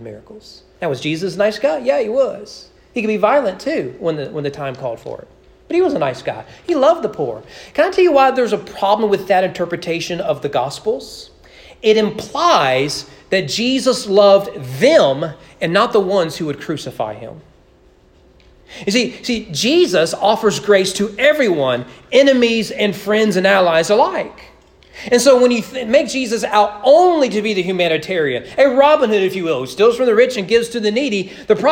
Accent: Kentucky, United States; I grew up in Kentucky

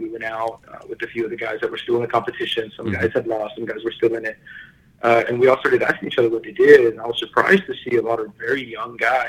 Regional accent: Houston, Texas, United States; This is in Ohio, and I'm from Houston.

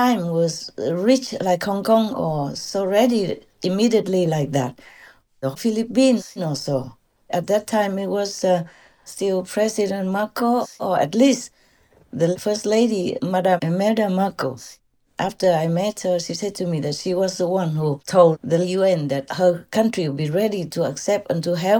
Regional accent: Vietnam; moved away; I came from Vietnam, that I am from Vietnam.

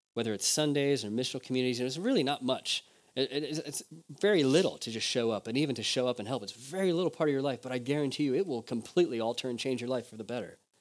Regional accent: United States; moved away; I'm just American

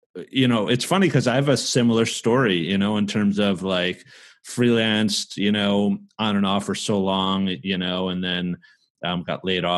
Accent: New Jersey, United States; also born or lived in New York; I'm from New Jersey and I was born in New York, raised in Jersey

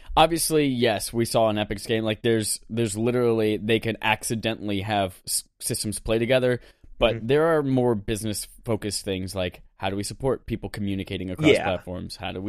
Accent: North Carolina, United States; he knows I come from North Carolina.

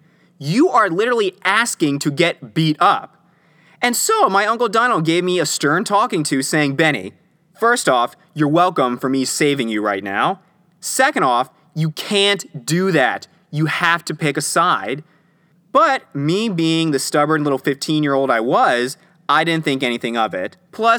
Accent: Philadelphia, Pennsylvania, United States; born there; also born or lived in Florida; now in Atlanta, United States; because I was born in Philadelphia.

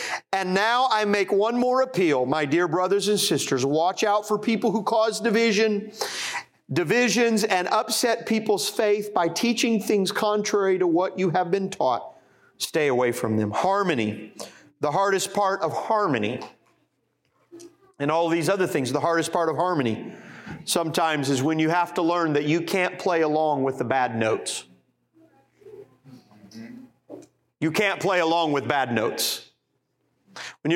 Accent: Indianapolis, Indiana, United States; pastor in Indianapolis, Indiana, my hometown.

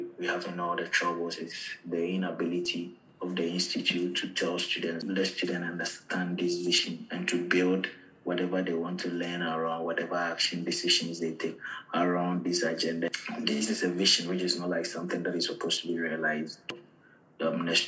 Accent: Ghana; moved away as an adult; also born or lived in Algeria; now in Ireland; I'm from Ghana

